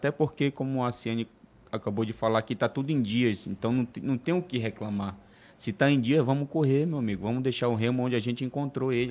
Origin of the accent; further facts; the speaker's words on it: Pará, Brazil; eu, como paraense, eu torço pelo futebol paraense.